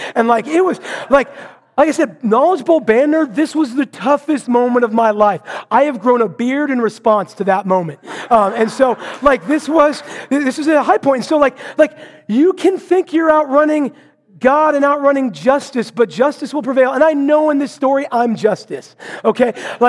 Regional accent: Vancouver, Washington, United States; I was preparing for a sermon up in my hometown of Vancouver to be preached back in Marysville.

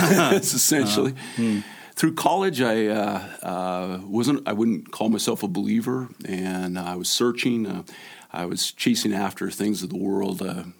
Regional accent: Arizona, United States; And we're from Arizona

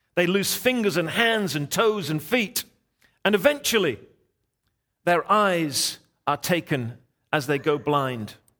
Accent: England, United Kingdom; I'm English

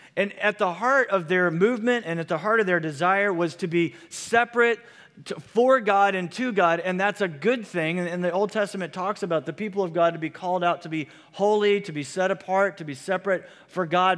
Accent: Midwest, United States; moved away; Where I grew up in the Midwest

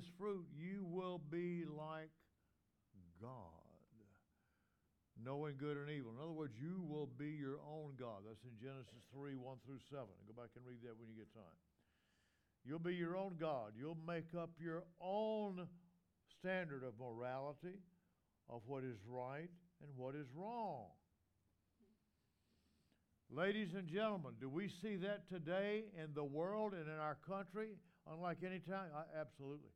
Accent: the South, United States; in the South, we call our wives mother and brother, father

